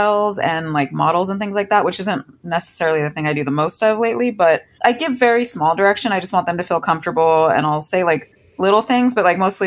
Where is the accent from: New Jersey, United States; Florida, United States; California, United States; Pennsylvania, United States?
California, United States; Orange County; I'm from here originally, yeah. Orange County